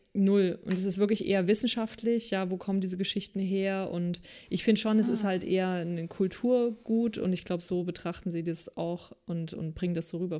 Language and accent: German; East Germany, Germany; als Ossi überhaupt gar keine kirchliche Bildung genossen habe